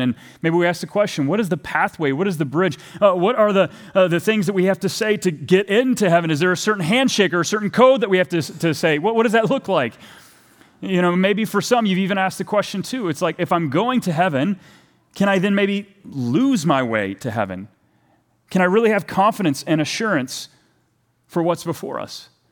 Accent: Texas, United States; moved away; I'm from Texas originally

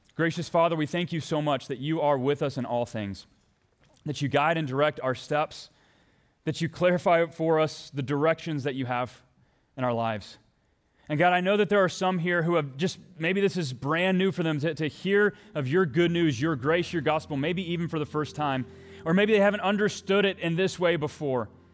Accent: Texas, United States; now in Minnesota, United States; my home country. I mean, my homeland, my home state

